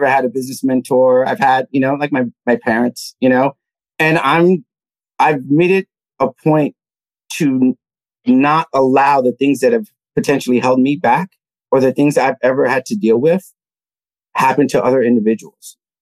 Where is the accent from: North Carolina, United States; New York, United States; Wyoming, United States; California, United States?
New York, United States; New York City; I grew up in the Lower East Side of Manhattan, Alphabet City